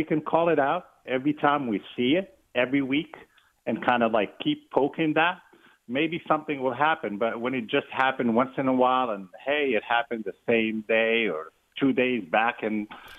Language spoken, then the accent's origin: English; Charlotte, North Carolina, United States; But obviously I'm from Charlotte.